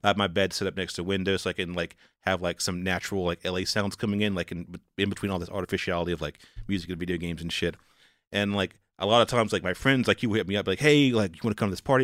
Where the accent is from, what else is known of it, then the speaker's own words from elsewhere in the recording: the South, United States; moved away; I'm from the South, like, I'm from, like, a very rural place